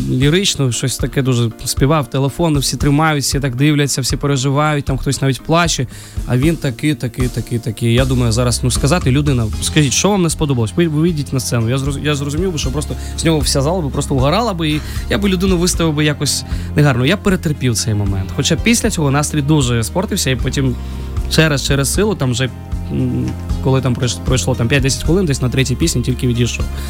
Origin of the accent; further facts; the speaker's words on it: Kyiv, Ukraine; also born or lived in Georgia; Я народився в Грузії, коли а, в мені було 6 років. Ну, Війна почалася, і тому ми приїхали з батьками до України. Ось і в школу, і до Києва, школу, і університет я все закінчив вже тут.